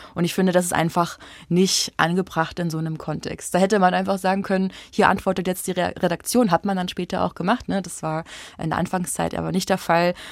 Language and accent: German; Bavaria, Germany; now in Leipzig, Germany; in meiner Heimat in Bayern